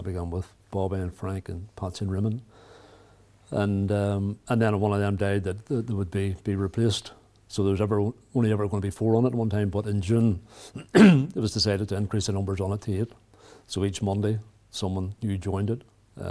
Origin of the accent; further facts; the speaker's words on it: Randalstown, Northern Ireland, United Kingdom; I grew up outside Rondlestown, which is about 20 miles from here.